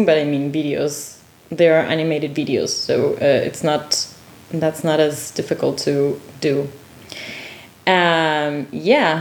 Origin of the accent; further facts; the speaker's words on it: Quito, Pichincha, Ecuador; now in Dortmund, Germany; while being in my hometown